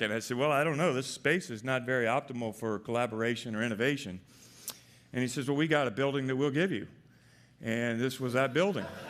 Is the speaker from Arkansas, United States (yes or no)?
yes; Arkansas, United States; moved away as an adult; also born or lived in Palo Alto; I'm from Arkansas